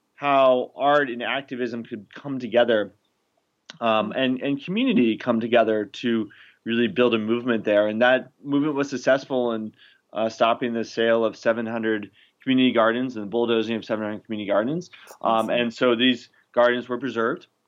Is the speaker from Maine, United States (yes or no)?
yes; Maine, United States; also born or lived in New York City; I grew up in Maine